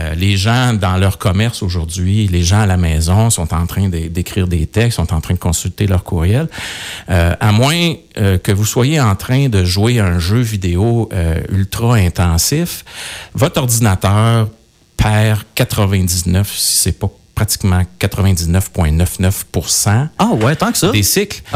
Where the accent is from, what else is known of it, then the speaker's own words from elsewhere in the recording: Coaticook, Quebec, Canada; je, suis quelqu'un de, de Quaticook. Je suis né euh, à Quaticook